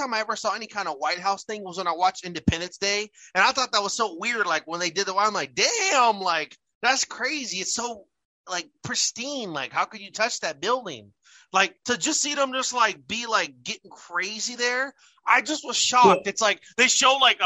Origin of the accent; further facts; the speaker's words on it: United States; as an American